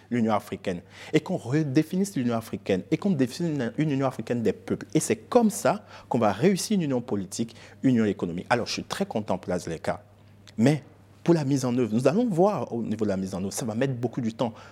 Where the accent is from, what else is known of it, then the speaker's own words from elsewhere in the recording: Benin; moved away as an adult; also born or lived in United States; Je suis Yoruba, je suis béninois.